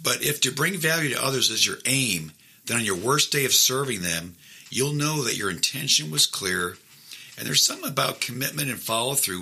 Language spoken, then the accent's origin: English; Midwest, United States; moved away as an adult; now in Augusta, United States; I'm originally from the Midwest